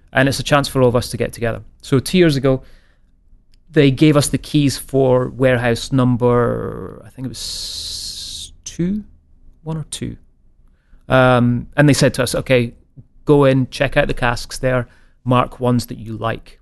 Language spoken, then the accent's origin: English; Scotland, United Kingdom; being Scottish